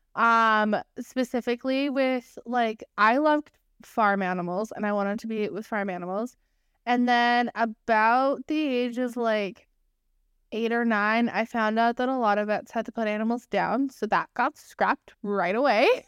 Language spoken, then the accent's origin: English; United Kingdom; You can tell that we're British